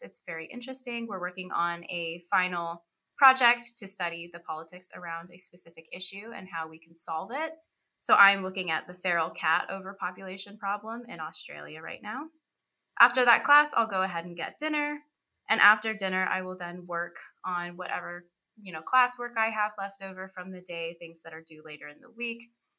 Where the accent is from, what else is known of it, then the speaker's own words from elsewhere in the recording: Kyle, Texas, United States; now in Boston, United States; I'm from Kyle, Texas.